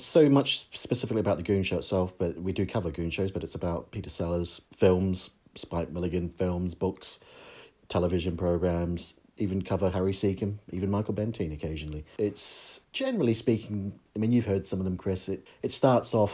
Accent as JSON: {"language": "English", "country": "New Zealand", "tie": "born or raised there", "said": "when I was a kid growing up in New Zealand on a farm"}